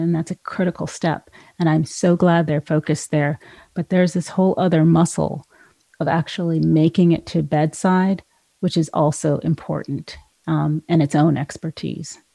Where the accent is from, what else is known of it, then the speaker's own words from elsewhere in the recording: California, United States; moved away; California, which is my home state